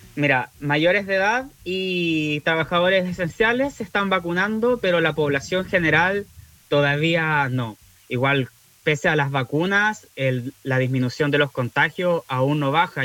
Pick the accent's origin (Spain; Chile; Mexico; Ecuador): Chile; Valdivia, Los Ríos; somos de Valdivia